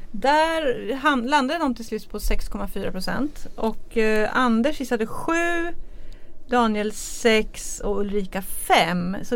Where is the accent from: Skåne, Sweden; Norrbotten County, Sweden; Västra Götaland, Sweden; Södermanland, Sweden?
Norrbotten County, Sweden; Boden; moved away; i min hemkommun Boden